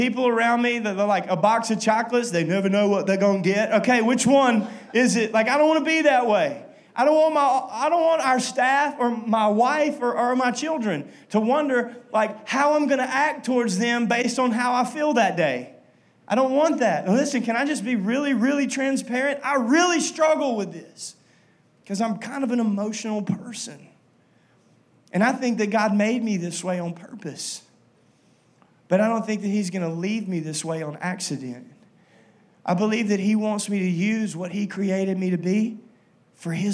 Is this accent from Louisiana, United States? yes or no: yes; Minden, Louisiana, United States; I'm from Minden